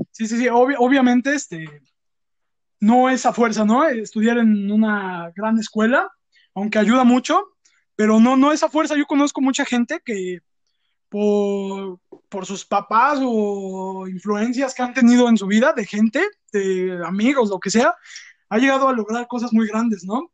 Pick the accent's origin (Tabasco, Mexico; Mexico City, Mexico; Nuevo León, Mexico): Mexico City, Mexico; somos dos amigos provenientes de la Ciudad de México, más específicamente de Azcapo, Azcapotzalco